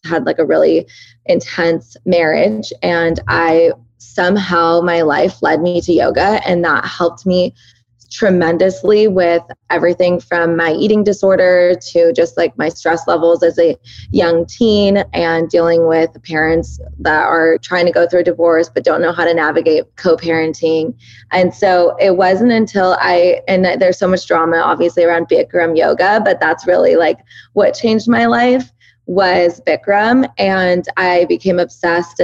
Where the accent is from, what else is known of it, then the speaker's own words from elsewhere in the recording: Southern California, United States; first language Persian; English is a second language; also born or lived in Oregon; I was born and raised here in Southern California, but both my parents are 100% Iranian